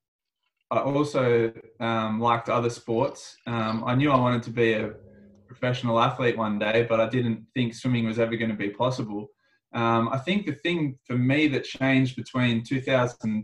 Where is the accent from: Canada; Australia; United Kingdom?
Australia; also born or lived in Sydney; as an Australian